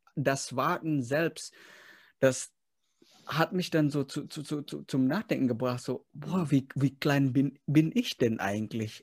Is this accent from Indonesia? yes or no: yes; Indonesia; moved away; Ich komme zwar aus Indonesien